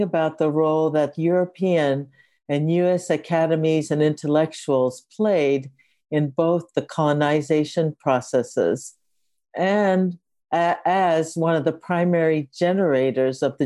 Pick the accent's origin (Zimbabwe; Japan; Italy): Japan; now in Berkeley, United States; I also want to situate myself as being connected to Japan. That's where I was born.